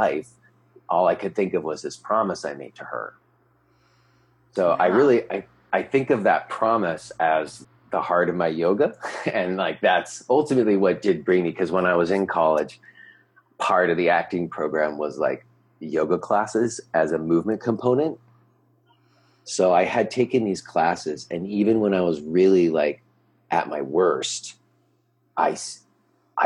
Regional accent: Los Angeles, California, United States; moved away as an adult; also born or lived in New York City, United States; now in Pennsylvania, United States; I grew up in Los Angeles, and I moved from Los Angeles to New York to go to college

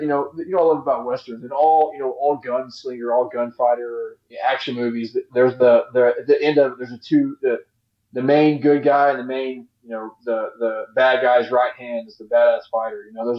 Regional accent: Texas, United States; because I'm Texan.

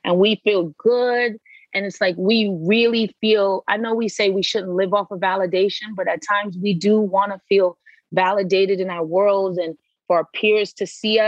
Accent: New Jersey, United States; moved away as an adult; also born or lived in Brooklyn, New York / Haiti (parents); now in Los Angeles, United States; I was born in Brooklyn and then raised in Jersey

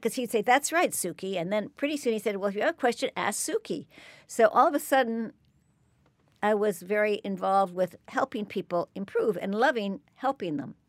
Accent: Berkeley, California, United States; I grew up in Berkeley, California

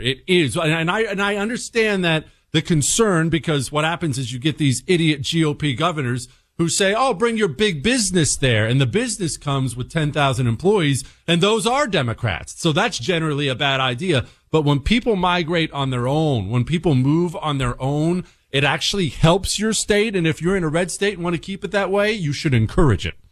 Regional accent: Harrisburg, Pennsylvania, United States; moved away; also born or lived in Montana; I grew up around Harrisburg

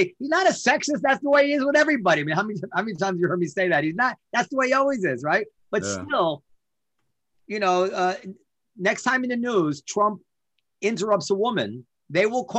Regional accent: United States; as an American

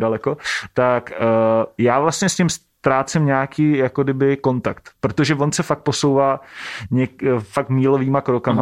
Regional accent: Šumperk, Olomouc Region, Czechia; všichni tři pocházíme ze stejného města, ze Šumperka

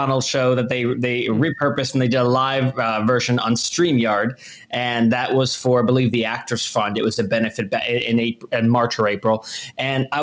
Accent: New Jersey, United States; moved away as an adult; also born or lived in Boston; I went to school up in Boston, and I grew up in New Jersey.

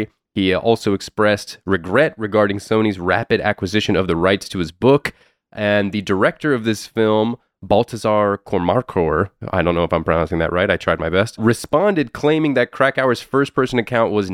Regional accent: Miami, Florida, United States; I'm from Miami where there's also just absolutely no mountains at all

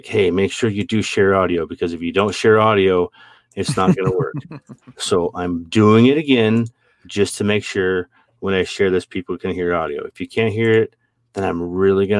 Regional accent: Montana, United States; I grew up in Montana

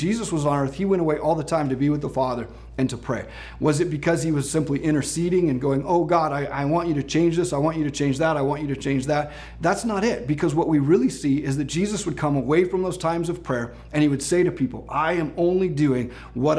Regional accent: Ashland, United States; I grew up in Ashland, and if you know, Ashland's famous for having the 4th of July parade.

